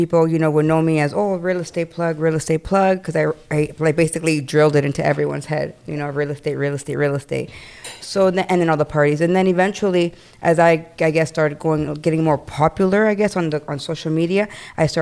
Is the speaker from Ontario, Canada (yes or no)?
yes; Toronto, Ontario, Canada; also born or lived in Ecuador; I was born in Canada, Toronto, Jane and Finch